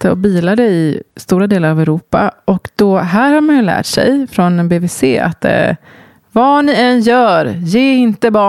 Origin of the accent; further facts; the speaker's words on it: Gothenburg, Västra Götaland, Sweden; jag kommer från Göteborg